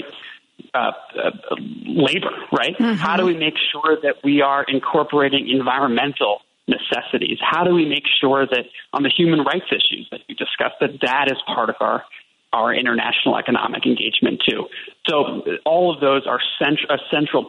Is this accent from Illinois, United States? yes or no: yes; Chicago, Illinois, United States; as a Chicago native